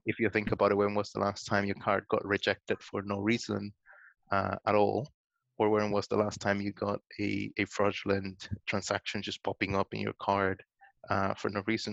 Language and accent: English; Guatemala; I'm originally from Guatemala. I'm Latin American